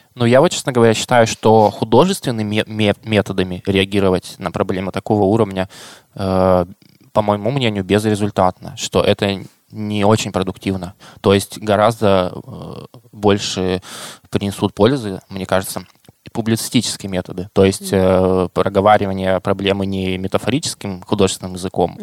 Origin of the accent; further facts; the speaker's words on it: Krasnoyarsk, Krasnoyarsk Krai, Russia; я как красноярец